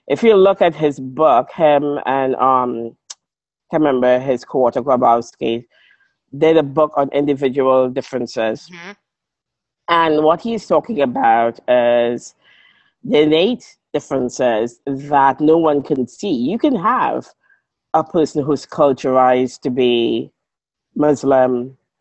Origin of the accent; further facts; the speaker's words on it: Trinidad & Tobago; also born or lived in Grenada; now in Melbourne, Australia; I'm from Trinidad